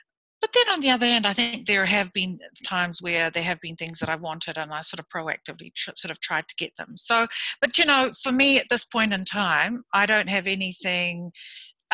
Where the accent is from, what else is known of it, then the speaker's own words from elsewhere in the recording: Samoa; also born or lived in Fiji; now in New Zealand; I was born in Samoa, lived in Samoa, Fiji